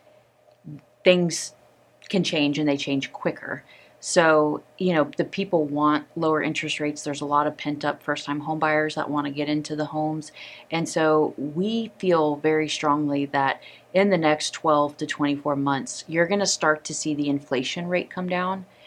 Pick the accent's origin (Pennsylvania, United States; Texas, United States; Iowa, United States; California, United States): Texas, United States; Dallas-Fort Worth area; I'm from here